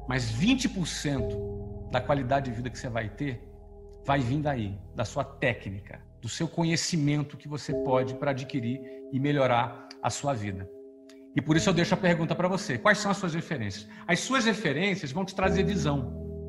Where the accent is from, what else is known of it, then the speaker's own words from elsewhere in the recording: Rio de Janeiro, Brazil; now in Orlando, United States; Eu era de uma família bem simples da periferia do Rio